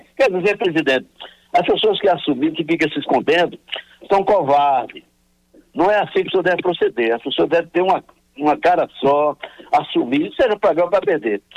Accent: Northeast Region, Brazil; nós, que somos nordestinos

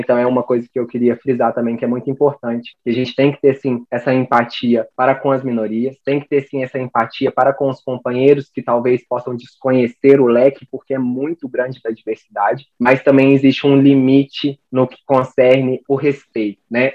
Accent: Lavras, Minas Gerais, Brazil; sou de Lavras, sul das Minas Gerais

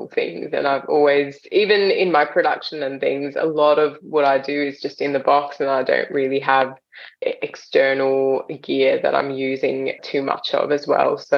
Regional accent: Australia; also born or lived in India; we moved from India to Australia when I was 7.

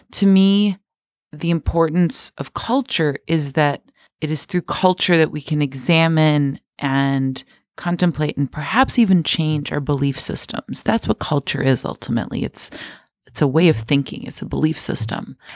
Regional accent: Michigan, United States; born there; first language Spanish; English is a second language; also born or lived in Mexico; I was born in Michigan and spent most of my childhood going back and forth to Mexico, having dual citizenship and speaking Spanish and actually some Bulgarian as my first languages, and then learning English in school.

